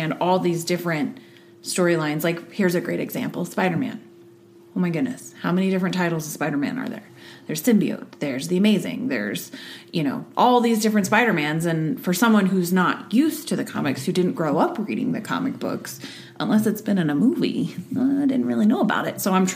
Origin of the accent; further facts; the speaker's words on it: Sutton, Alaska, United States; I grew up in Sutton, Alaska, a town of all of 500 people. Raised by hippies